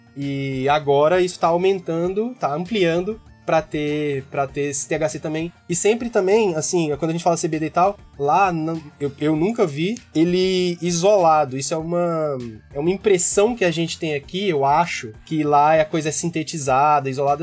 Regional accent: Gama, Federal District, Brazil; moved away as an adult; also born or lived in New York, United States; estou neste momento no Gama, Distrito Federal, onde eu nasci e cresci

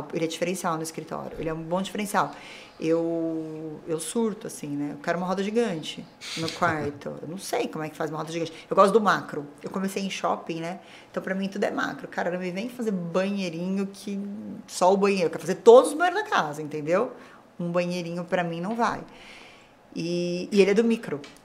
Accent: Amparo, São Paulo, Brazil; also born or lived in Campinas; eu sou de Amparo

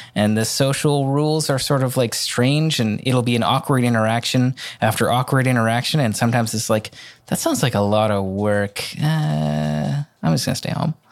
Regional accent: Vancouver, British Columbia, Canada; in my hometown. If there's a, in Vancouver

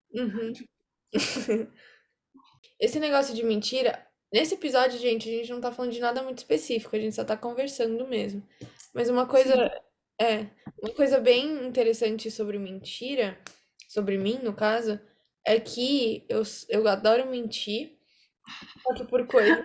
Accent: São Paulo, Brazil; also born or lived in Campinas; eu nasci em São Paulo, só que eu morei uma época em Campinas

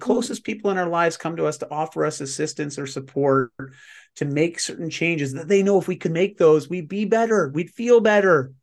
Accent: Canada; I'm Canadian

